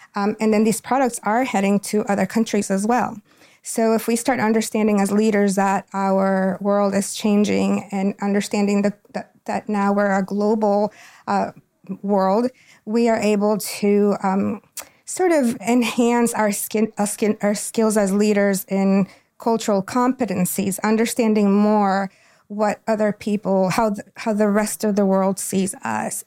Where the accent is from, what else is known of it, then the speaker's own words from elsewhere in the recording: Quito, Pichincha, Ecuador; now in Goldsboro, United States; I'm from Quito, Ecuador. Quito is the capital of Ecuador. Um, my home, where I was born and raised